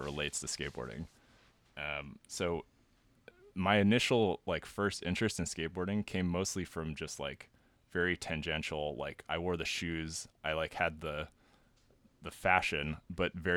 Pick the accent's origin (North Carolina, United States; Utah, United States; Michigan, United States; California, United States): California, United States; growing up in California in the like late 90s, early 2000s